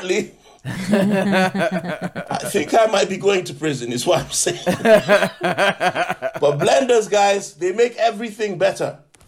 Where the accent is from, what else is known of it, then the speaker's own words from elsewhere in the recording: London, United Kingdom; As a Londoner, can you imagine, like, Boris Johnson?